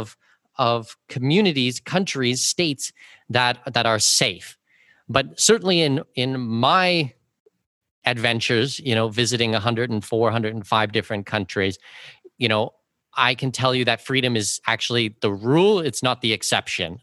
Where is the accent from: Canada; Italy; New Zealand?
Canada; I'm from Canada